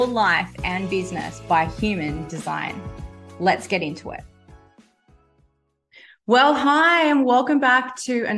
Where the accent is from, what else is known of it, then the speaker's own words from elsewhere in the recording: Australia; I'm an Australian